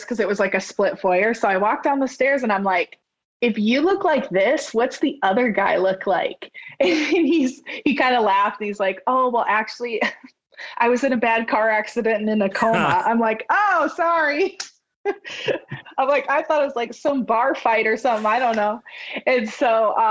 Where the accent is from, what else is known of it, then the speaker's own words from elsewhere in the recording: Scotland, South Dakota, United States; also born or lived in Alaska; now in Sioux Falls, United States; We moved back to Scotland when I was two. And so I grew up in that small town, which is about 75 miles from where I live now.